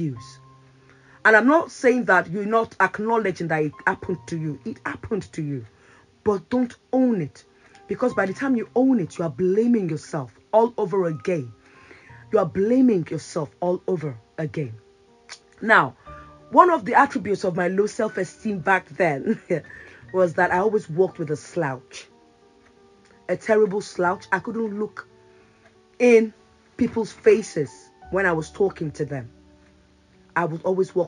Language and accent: English; Nigeria; now in United Kingdom; back then in Nigeria, I usually, you know, my English was good, not great, but it was good.